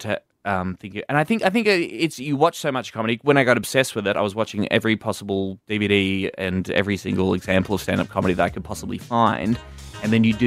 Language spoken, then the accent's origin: English; Warrnambool, Victoria, Australia; moved away as an adult; also born or lived in Melbourne; I moved from my hometown of Warrnambool in Country Victoria to Melbourne in 2008